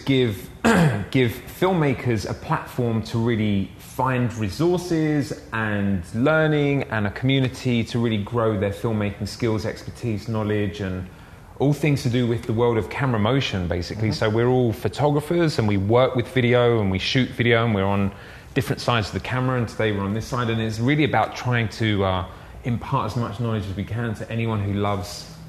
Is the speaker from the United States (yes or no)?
no; England, United Kingdom; I'm English.